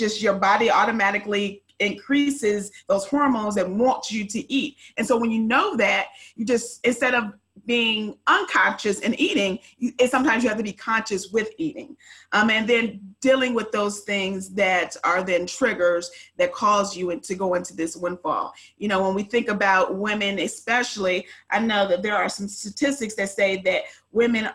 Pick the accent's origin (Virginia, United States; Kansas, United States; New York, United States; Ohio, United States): Ohio, United States; now in Dallas-Fort Worth, United States; I am originally from Ohio.